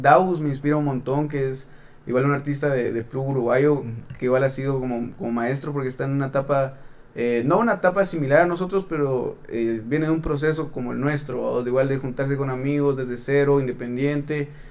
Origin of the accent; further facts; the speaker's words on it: Quetzaltenango, Guatemala; vengo de Shela, y ah, ahí donde donde me crié, mis papás son de, de pueblos aledaños